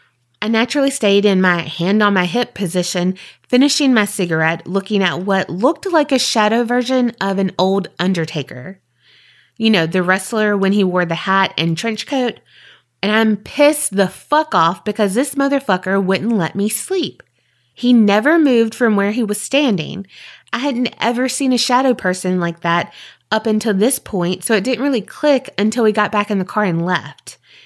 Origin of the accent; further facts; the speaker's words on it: New Jersey, United States; now in North Carolina, United States; I'm originally from New Jersey, but I currently live in North Carolina. I usually travel back home for the holidays with my son.